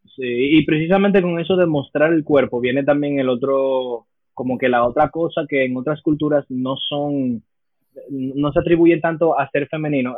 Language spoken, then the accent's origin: Spanish; United States; now in Dominican Republic; Yo me crié en Estados Unidos una gran parte de mi vida, poder decir fácilmente que la mitad de mi vida. Yo la viví en Estados Unidos, nací allá